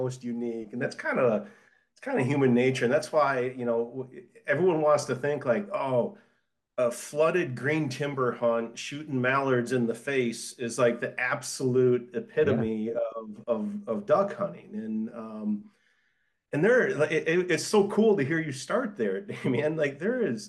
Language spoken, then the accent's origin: English; Michigan, United States; accent: Michigan; moved away as an adult; now in Tennessee, United States; I didn't know that there was a classified Michigan accent until I moved into Tennessee